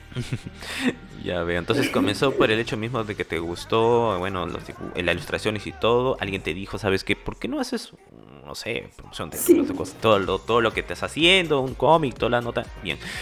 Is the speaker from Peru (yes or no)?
yes; Peru; yo soy aquí de Perú